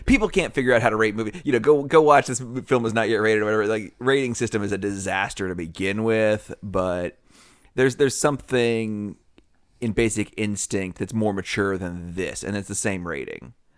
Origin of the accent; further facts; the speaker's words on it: Nashville, Tennessee, United States; I'm from Nashville